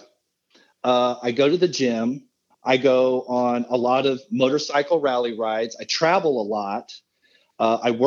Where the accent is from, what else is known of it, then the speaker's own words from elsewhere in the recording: Midwest, United States; I'm all dude from the Midwest